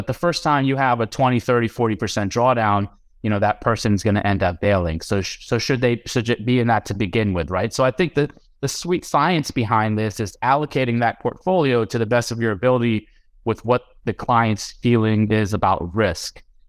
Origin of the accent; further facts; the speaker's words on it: India; I'm Indian.